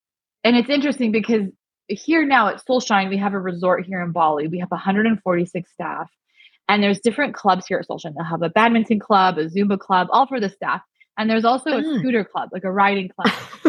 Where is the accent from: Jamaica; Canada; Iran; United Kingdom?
Iran; I was raised as a Baha'i. We're from Iran. They were killing people that were Baha'i.